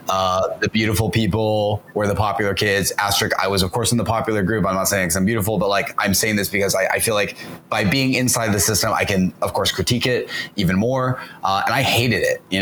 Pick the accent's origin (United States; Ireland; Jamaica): United States; the South; it's also partly because I'm from the South